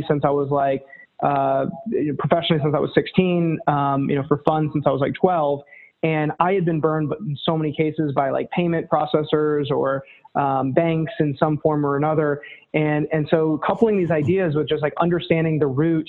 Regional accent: North Carolina, United States; now in New York, United States; Born and raised in North Carolina, live in New York now

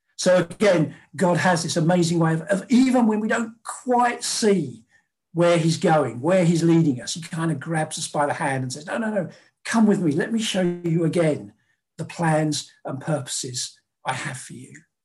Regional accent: London, United Kingdom; born and bred in South London, never been north of the Watford Gap, uh, Londoner, Briton through and through

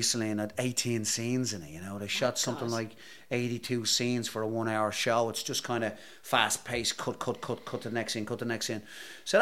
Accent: Ireland; accent: Irish; moved away; me and other Irish actors

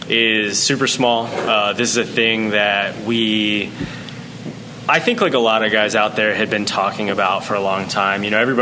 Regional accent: Boonsboro, Maryland, United States; also born or lived in Vermont; We're all locals here. I grew up in the Boonesboro area. I went to school there.

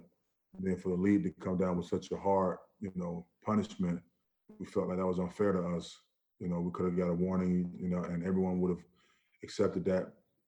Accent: New York, United States; moved away; also born or lived in Orlando, Florida; I was raised in New York. I was raised in New York, man. I spent, like, 8 years of my childhood years in New York.

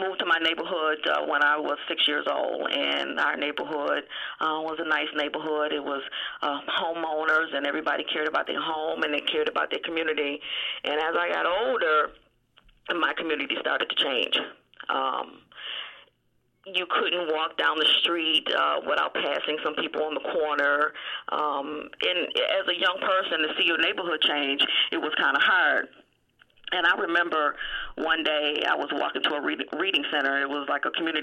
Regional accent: Buffalo, New York, United States; I grew up in Buffalo, New York. I grew up on the east side of Buffalo

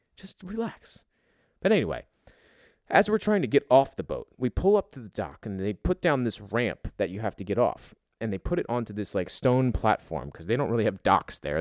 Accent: United States; me being American

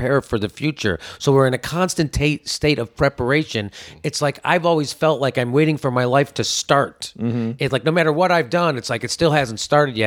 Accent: Chicago, Illinois, United States; now in Pasadena, United States; I'm from Chicago

